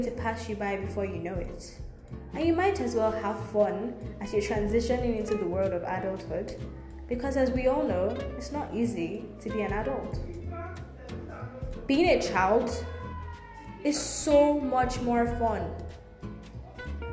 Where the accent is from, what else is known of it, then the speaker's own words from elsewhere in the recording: Nigeria; I'm Nigerian.